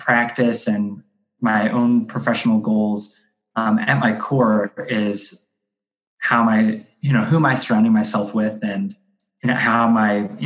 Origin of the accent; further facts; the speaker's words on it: Akron, Ohio, United States; I grew up in Akron, Ohio, which is like the northeast part of the state.